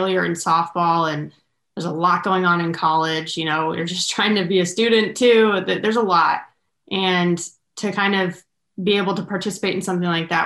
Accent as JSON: {"language": "English", "region": "Southern California", "country": "United States", "said": "I'm from Southern California, went to Northern California."}